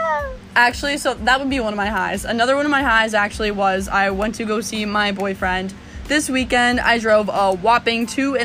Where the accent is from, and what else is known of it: Plymouth, Massachusetts, United States; born or raised there